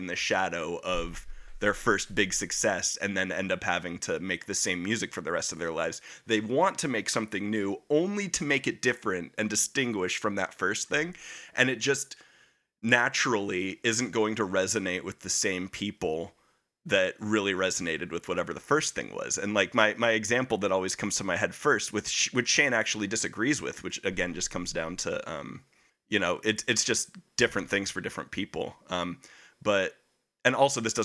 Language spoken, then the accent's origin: English; United States; it's my right as an American